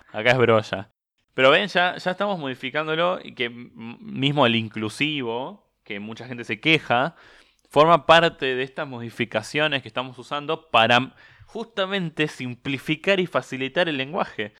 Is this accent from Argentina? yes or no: yes; Argentina; nosotros hablamos así por, bueno, justamente porque éramos el granero del mundo, porque los italianos venían para acá